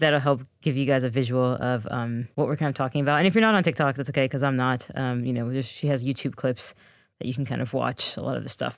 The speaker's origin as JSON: {"language": "English", "country": "United States", "tie": "born or raised there", "said": "we are the American-born daughters of two Jamaican immigrants"}